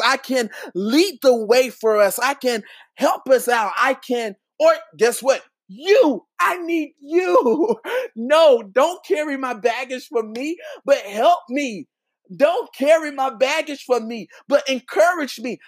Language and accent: English; Charlotte, North Carolina, United States; I'm from Charlotte, North Carolina